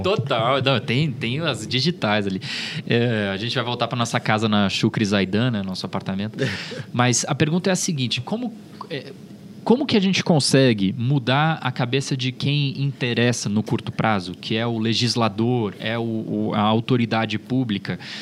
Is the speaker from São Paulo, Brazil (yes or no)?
yes; São Paulo, Brazil; Eu cresci no, no, na Zona Norte, inicialmente no Tucuruvi, depois, eh, eh, nos fundos de Santana, como a gente chamava